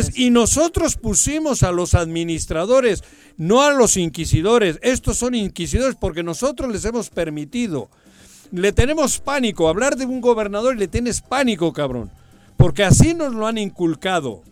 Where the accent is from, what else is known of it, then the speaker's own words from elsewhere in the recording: Mexico; somos chingones los mexicanos